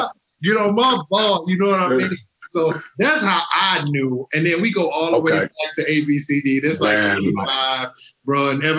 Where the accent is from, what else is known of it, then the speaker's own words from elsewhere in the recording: St. Louis, Missouri, United States; I'm from St. Louis.